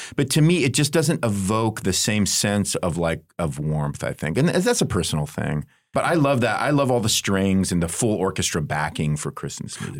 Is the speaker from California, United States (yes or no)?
yes; Southern California, United States; moved away as an adult; now in Midwest, United States; I grew up in Southern California